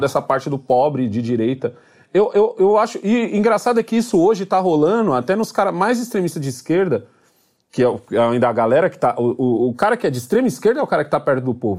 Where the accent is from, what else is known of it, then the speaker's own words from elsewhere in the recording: Brazil; eu sou brasileiro.